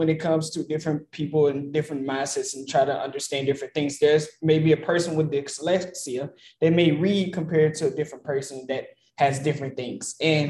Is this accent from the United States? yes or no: yes; the South, United States; Because I was born in the South.